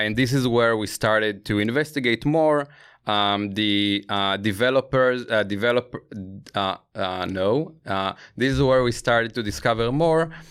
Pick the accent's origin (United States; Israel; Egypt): Israel; I grew up in Israel